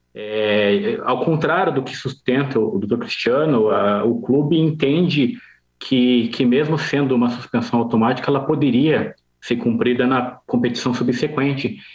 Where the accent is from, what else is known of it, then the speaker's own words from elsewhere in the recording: Curitiba, Paraná, Brazil; also born or lived in Jaraguá do Sul, Santa Catarina; Eu sou do Paraná, sou de Curitiba